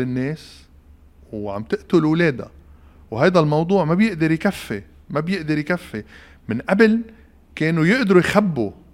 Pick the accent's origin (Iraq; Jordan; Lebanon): Lebanon; ونحن كلبنانيين